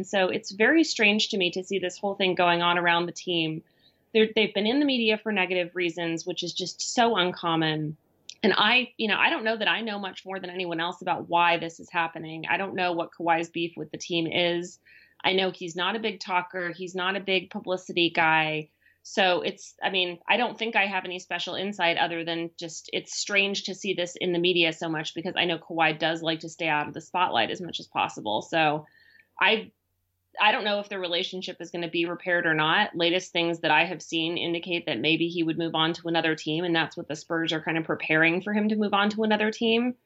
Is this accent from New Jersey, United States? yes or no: no; San Diego, California, United States; I'm from San Diego